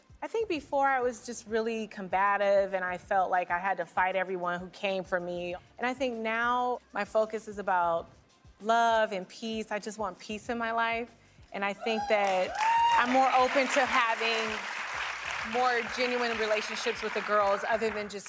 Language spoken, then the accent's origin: English; Detroit, Michigan, United States; I'm from Detroit